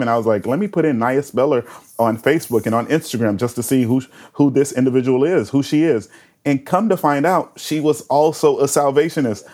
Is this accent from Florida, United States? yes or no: yes; Winter Haven, Florida, United States; now in Tampa, United States; I was just a kid growing up in Winter Haven